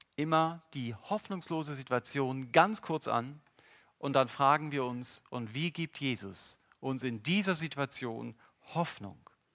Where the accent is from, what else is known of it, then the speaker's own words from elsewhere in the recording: Germany; Unsere Grenzen als Deutsche